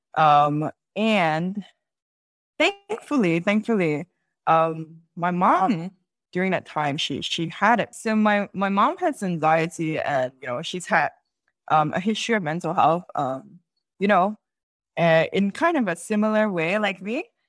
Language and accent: English; Singapore; accent: Singaporean English; first language English; I'm Singaporean